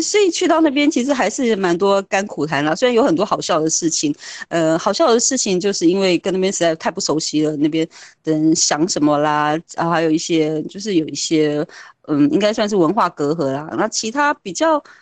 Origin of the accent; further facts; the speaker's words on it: Taiwan; moved away as an adult; also born or lived in France; 台湾人群还是常会被